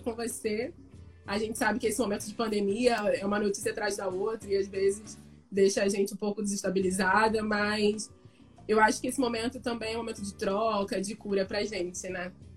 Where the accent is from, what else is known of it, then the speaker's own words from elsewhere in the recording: Niterói, Rio de Janeiro, Brazil; eu sou de Niterói